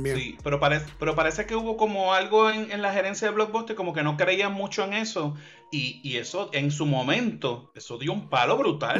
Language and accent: Spanish; Puerto Rico; also born or lived in Levittown, Puerto Rico / Cayey, Puerto Rico; nosotros somos de Puerto Rico